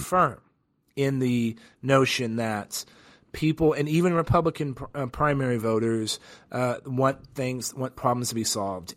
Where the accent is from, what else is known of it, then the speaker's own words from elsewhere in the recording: San Antonio, Texas, United States; moved away as an adult; my hometown of San Antonio